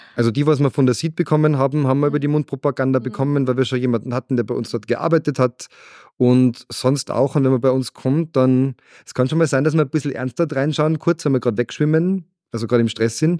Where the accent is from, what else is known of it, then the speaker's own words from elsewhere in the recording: Salzburg, Austria; es ist meine Heimat und ich habe gemerkt, egal wo ich auf der Welt war, ich habe überall sowas gesucht wie Salzburg